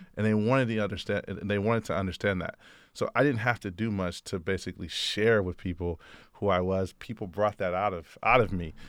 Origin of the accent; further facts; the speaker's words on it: Oakland, California, United States; I grew up in the Bay Area in Oakland, uh, California